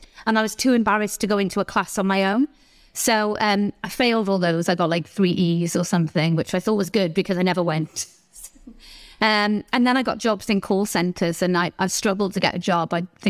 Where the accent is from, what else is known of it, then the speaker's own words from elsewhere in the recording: Newport, Wales, United Kingdom; born there; Well, I was born in Wales, in South Wales, in a little place called Newport.